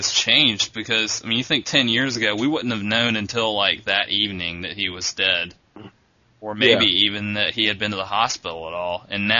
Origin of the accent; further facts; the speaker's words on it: South Carolina, United States; I'm from South Carolina.